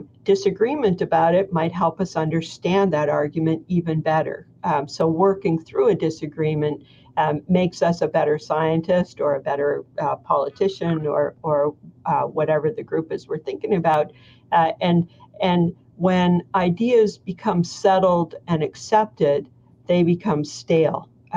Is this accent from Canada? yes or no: yes; Canada; I'm Canadian